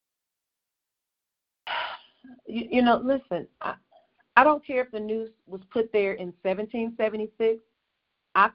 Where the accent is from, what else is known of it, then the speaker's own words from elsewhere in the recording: Mississippi, United States; I was born and raised in Mississippi